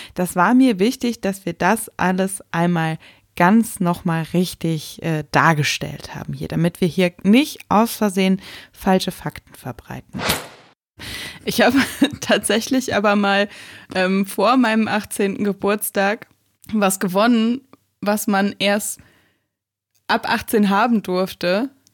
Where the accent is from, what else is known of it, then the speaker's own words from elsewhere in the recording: North Rhine-Westphalia, Germany; ich bin ja auf dem Dorf groß geworden, am Niederrhein.